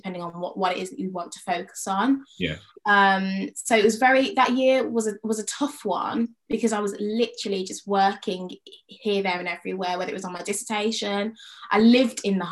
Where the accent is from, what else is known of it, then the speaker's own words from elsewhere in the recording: Birmingham, West Midlands, United Kingdom; moved away as an adult; Do I move home in the summer and look for work in Birmingham or in and around Birmingham